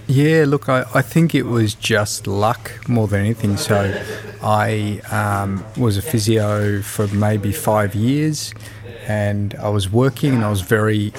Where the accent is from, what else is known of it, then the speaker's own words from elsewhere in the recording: Melbourne, Victoria, Australia; I'm a physiotherapist from Melbourne, Australia